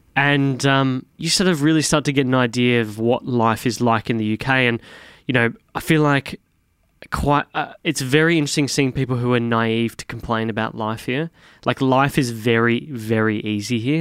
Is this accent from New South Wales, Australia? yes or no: no; Victoria, Australia; I grew up in Victoria.